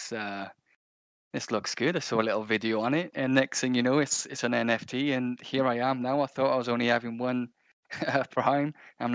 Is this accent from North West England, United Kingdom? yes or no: no; Wales, United Kingdom; I'm from Wales in the UK, so that nice small little country next to England